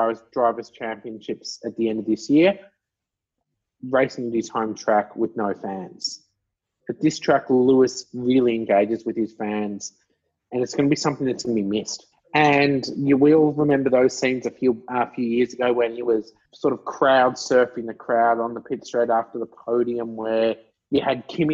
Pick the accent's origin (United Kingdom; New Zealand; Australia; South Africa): Australia; I, being an Australian